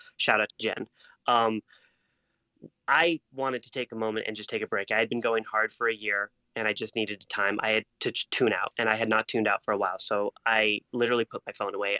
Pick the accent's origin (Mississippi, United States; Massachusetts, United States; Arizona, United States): Arizona, United States; Marana; moved away as an adult; also born or lived in Las Vegas; I'm a kid from Marana, Arizona, which is like just basically trailer park town